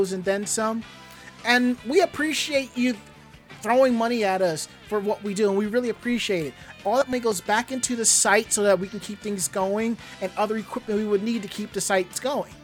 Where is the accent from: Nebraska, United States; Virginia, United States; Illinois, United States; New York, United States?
New York, United States; New York City; I'm a New Yorker